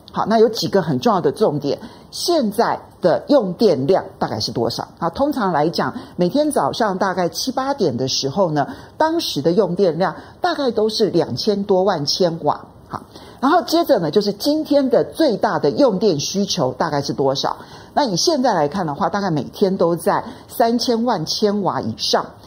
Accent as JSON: {"language": "Chinese", "region": "Kaohsiung", "country": "Taiwan", "tie": "born or raised there", "moved": "yes", "said": "我是高雄出生的人，然后我有很多小学同学都还在高雄"}